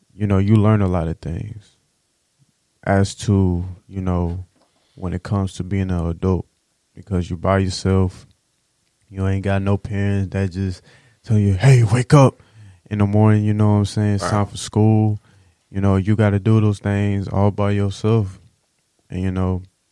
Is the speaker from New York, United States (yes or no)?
no; Houston, Texas, United States; I'm from Houston